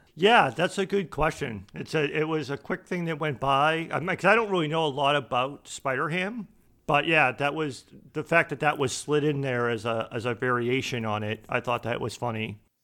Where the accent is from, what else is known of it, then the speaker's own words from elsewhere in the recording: Boston, Massachusetts, United States; I'm from Boston